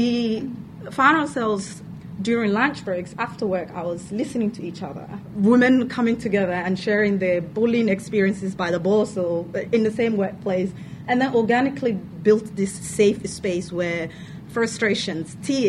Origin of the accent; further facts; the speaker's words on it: Somalia; moved away as an adult; now in Victoria, Australia; I am from Somalia. I've lived here for 10 years. Came here as an international student